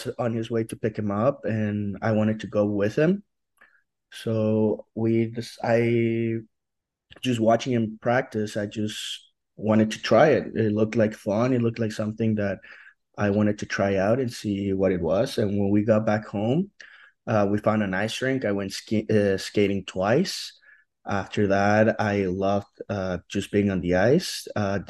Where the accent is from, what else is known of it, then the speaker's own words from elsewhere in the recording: Mexico City, Mexico; now in Utah, United States; I'm from Mexico City in Mexico.